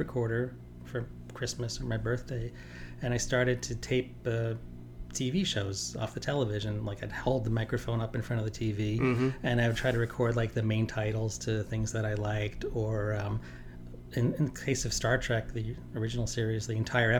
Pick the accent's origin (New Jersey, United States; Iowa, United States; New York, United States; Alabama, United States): New York, United States; New York City; moved away; also born or lived in Manhattan; mostly grew up in Staten Island